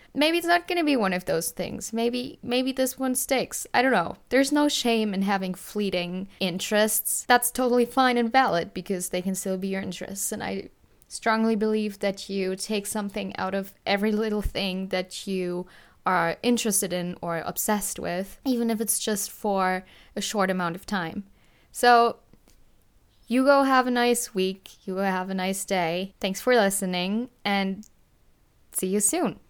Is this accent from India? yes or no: no; Germany; I am from Germany